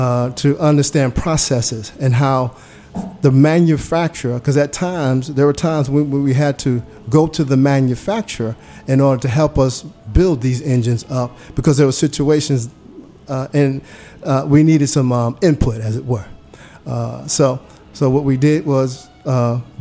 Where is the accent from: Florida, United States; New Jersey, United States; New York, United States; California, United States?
New York, United States; New York City; moved away as an adult; I grew up in New York City